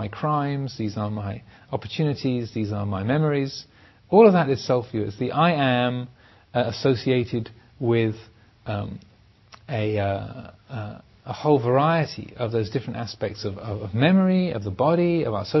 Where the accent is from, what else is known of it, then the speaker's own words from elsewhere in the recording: England, United Kingdom; I am English, I am a man, I am a Theravadan, I am a monk